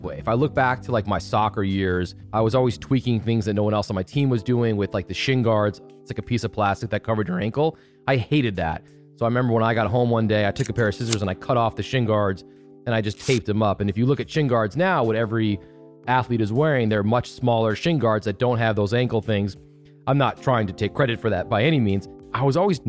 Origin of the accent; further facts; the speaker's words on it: Chicago, Illinois, United States; moved away as an adult; also born or lived in Syracuse; I grew up in Chicago, grew up in a suburb about 30 minutes north of the city